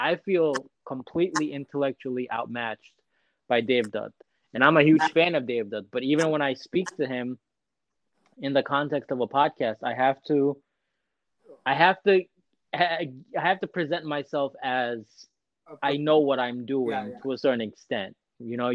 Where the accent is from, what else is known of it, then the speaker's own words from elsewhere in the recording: United States; I'm an Indian American